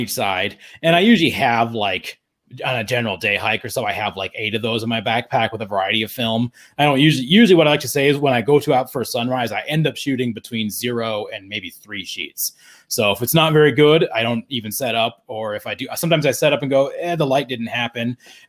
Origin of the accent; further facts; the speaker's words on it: Estes Park, Colorado, United States; moved away as an adult; also born or lived in Phoenix; I grew up in Estes Park. I went to middle and high school there.